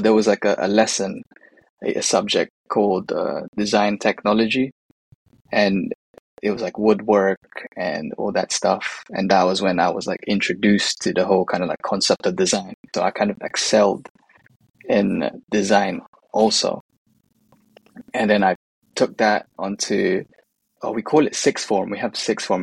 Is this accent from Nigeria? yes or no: no; United Kingdom; born or raised there; also born or lived in Manila, Philippines